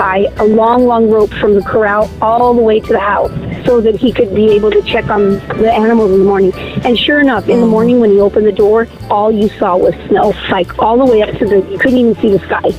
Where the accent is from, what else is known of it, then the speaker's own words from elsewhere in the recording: Salem, New Mexico, United States; also born or lived in Roswell, New Mexico; I'm from Roswell, but I was raised in Salem, New Mexico.